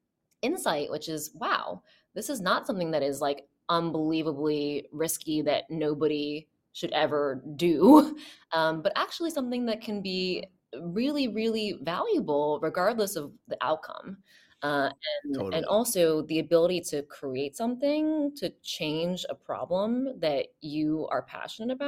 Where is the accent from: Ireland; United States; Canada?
United States; New Jersey; moved away; also born or lived in Boston; I grew up in New Jersey on the East Coast